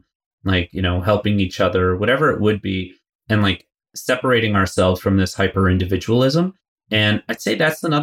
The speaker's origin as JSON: {"language": "English", "country": "United States", "tie": "born or raised there", "said": "I was born and raised in the States, like New York, New Jersey area"}